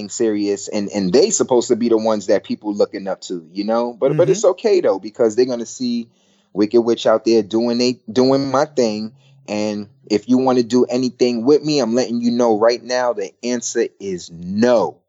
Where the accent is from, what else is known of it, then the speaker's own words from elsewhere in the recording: Brooklyn, New York, United States; I'm from Brooklyn, New York, too.